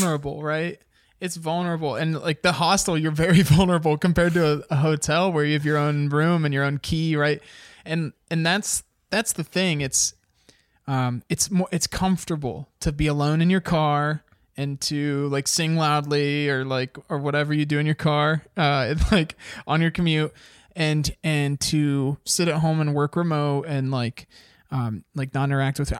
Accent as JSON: {"language": "English", "country": "United States", "said": "as an American"}